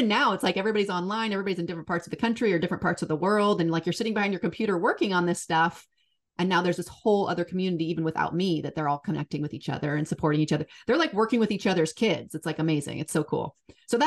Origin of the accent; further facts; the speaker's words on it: Seattle, Washington, United States; Born and raised in Seattle